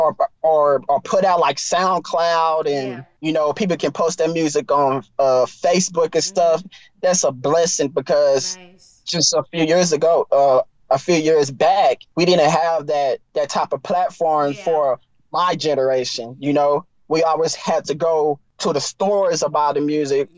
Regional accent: East Texas, United States; also born or lived in Houston; I'm from East Texas. So I grew up on blues and soul music.

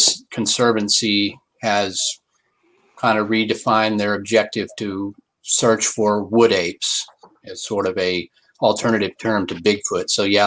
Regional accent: near Fort Worth, Texas, United States; And I grew up near Fort Worth, Texas

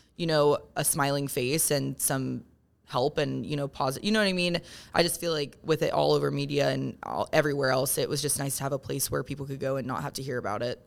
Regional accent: Parkersburg, West Virginia, United States; now in Morgantown, United States; I grew up in Parkersburg

